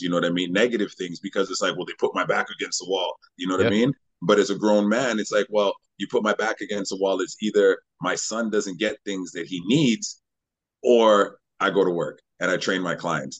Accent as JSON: {"language": "English", "town": "Winnipeg", "region": "Manitoba", "country": "Canada", "tie": "born or raised there", "moved": "as an adult", "lives_now": "Vancouver, Canada", "said": "I grew up in Winnipeg, Manitoba"}